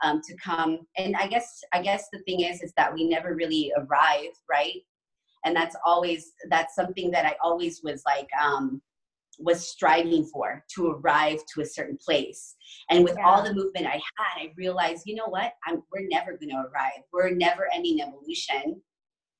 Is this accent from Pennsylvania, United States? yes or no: no; New Mexico, United States; moved away as an adult; also born or lived in Chicago; I was born and raised in New Mexico. And then right after I graduated high school, I moved to Chicago